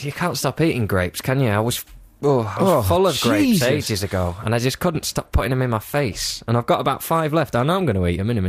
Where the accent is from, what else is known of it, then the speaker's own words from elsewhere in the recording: Lancaster, North West England, United Kingdom; I'm from Lancaster in the northwest of England.